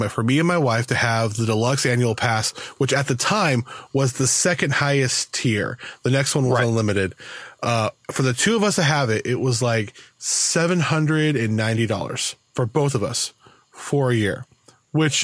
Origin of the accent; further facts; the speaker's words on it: Southern California, United States; when I was a kid growing up in Southern California